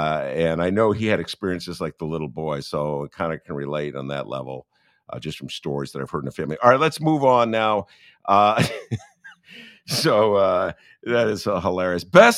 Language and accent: English; Evanston, Illinois, United States; I was following from Evanston.